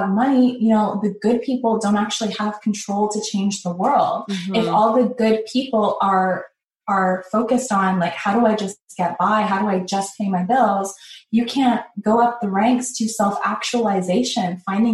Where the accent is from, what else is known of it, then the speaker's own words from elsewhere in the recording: Canada; I grew up in Canada here in this city.